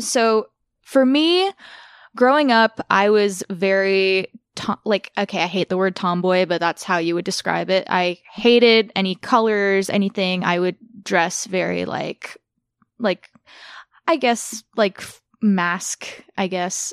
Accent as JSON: {"language": "English", "area": "Orange County", "region": "California", "country": "United States", "tie": "born or raised there", "also_born_or_lived": "Burbank, California", "moved": "as an adult", "lives_now": "North Hollywood, United States", "said": "we moved to Orange County when I was like seven. So I spent most of my life in Orange County"}